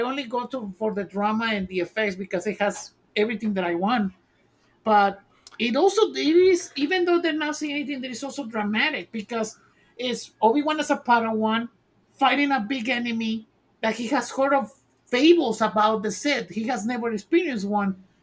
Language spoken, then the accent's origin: English; Mexico; I grew up watching telenovelas in Mexico